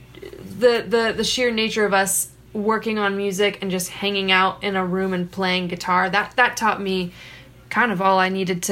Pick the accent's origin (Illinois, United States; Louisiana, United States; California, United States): California, United States; Costa Mesa; also born or lived in Escondido, California; I was born in Escondido, California, and then moved to Orange County, where I spent the bulk of my childhood in the suburbs in a place called Costa Mesa